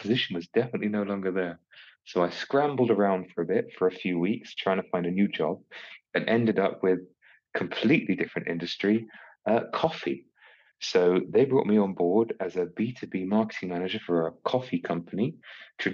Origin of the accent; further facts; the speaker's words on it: United Kingdom; being British